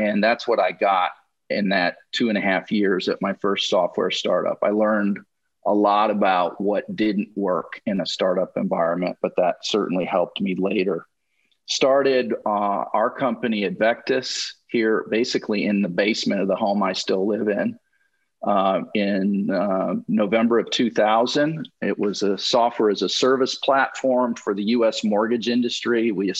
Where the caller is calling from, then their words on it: Atlanta, Georgia, United States; I'm in Atlanta today.